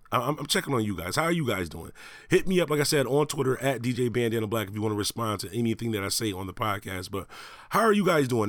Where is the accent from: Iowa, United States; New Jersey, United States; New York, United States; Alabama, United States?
New York, United States; Buffalo; Buffalo, New York, my hometown